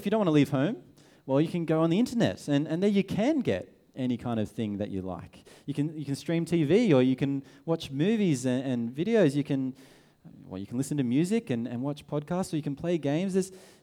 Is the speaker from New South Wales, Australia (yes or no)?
yes; Sydney, New South Wales, Australia; we're from Sydney